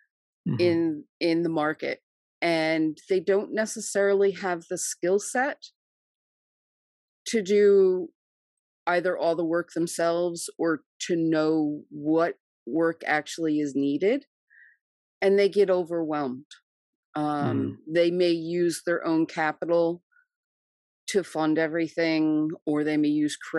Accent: New Jersey, United States; I am from New Jersey

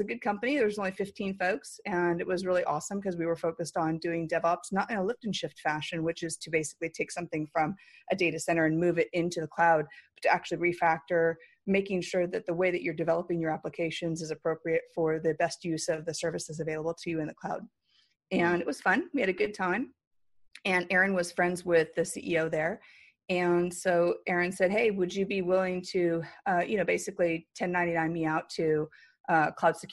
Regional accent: San Diego, California, United States; also born or lived in Hawaii; I grew up in San Diego

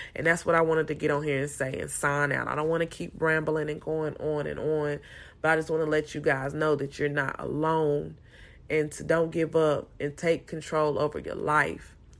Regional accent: Salisbury, North Carolina, United States; moved away as an adult; now in Houston, United States; I'm from North Carolina, Salisbury, North Carolina

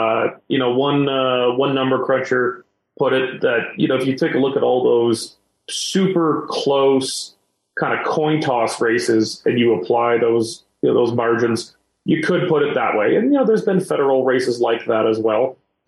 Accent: Ontario, Canada; moved away as an adult; once upon a time, I was a refugee from Ontario. I said, the hell with it. Screw this. I'm going west.

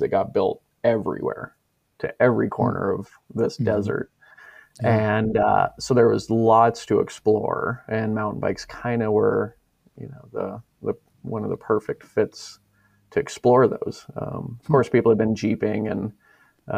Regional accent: Moab, Utah, United States; Born and raised in Moab

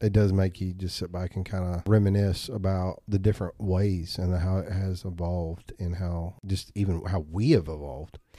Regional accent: Bell Buckle, Tennessee, United States; I grew up out in Bell Buckle

